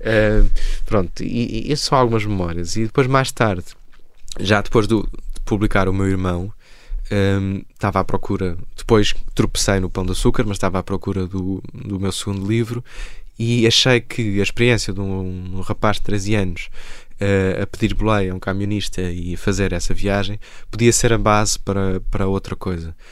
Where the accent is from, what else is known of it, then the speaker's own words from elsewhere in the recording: Porto, Norte, Portugal; moved away as an adult; also born or lived in Lisbon; Eu saí do Porto aos 18 anos. Eu nasci em Lisboa, cresci no Porto